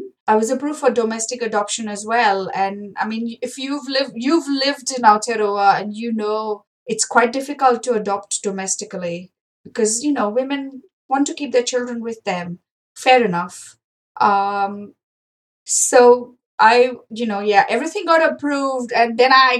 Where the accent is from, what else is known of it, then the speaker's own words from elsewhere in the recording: India; moved away as an adult; now in New Zealand; growing up in India